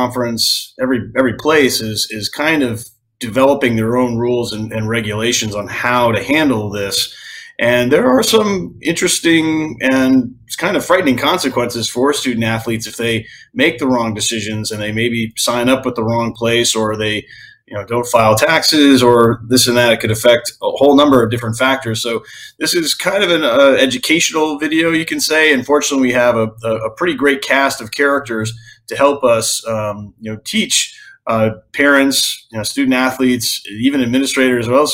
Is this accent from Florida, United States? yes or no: yes; Orlando, Florida, United States; my hometown here of Orlando